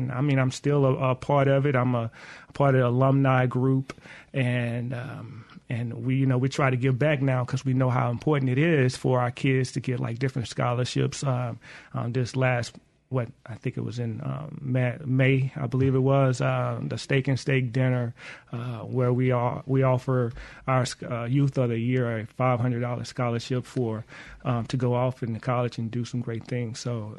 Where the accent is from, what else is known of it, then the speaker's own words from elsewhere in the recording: Mississippi, United States; accent: in the middle of a Northern and a Southern accent; It's funny because I'm from the South, I'm from Mississippi